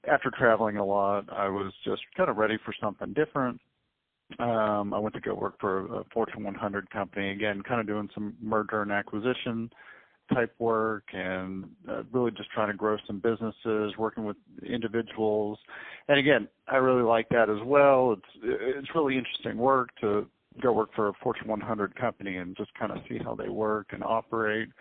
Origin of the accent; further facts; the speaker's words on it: Dallas, Texas, United States; also born or lived in Kansas; I grew up here in Dallas, Texas, and I'm still here